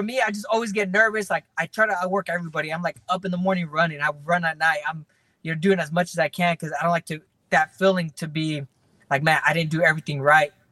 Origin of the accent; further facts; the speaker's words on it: Fresno, California, United States; My hometown basically came out there to support.